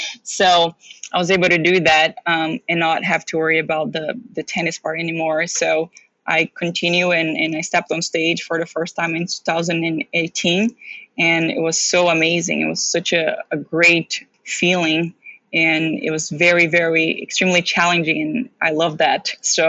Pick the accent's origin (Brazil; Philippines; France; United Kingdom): Brazil; also born or lived in Daytona Beach, United States / Philadelphia, United States; now in United States; So I moved from super hot weather from Brazil to super hot weather to Daytona Beach to Philadelphia, where, you know, it snows and there's shoveling involved in all of that.